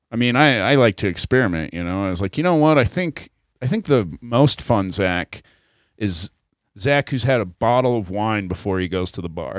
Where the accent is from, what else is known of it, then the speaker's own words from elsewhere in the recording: South Dakota, United States; moved away; also born or lived in Colorado; I was from South Dakota